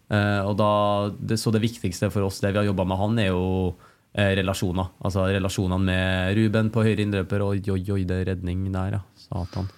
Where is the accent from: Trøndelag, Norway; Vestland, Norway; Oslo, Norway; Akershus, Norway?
Trøndelag, Norway; Trondheim; moved away as an adult; also born or lived in China; her hjemme i Trondheim